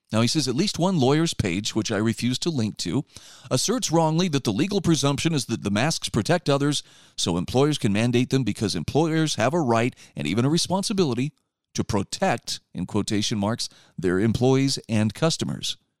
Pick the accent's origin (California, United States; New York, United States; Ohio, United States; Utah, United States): Utah, United States; my home state of Utah